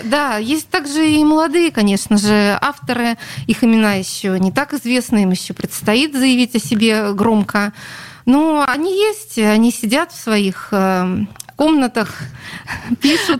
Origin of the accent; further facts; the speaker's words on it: Saint Petersburg, Russia; Это моя родина, я родилась на Литейном